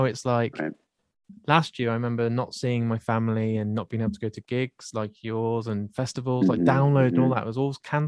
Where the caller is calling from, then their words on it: West Midlands, United Kingdom; The UK, so I'm in a place, Shropshire, which you probably don't know, but I remember the closest place you played to us is Wolverhampton.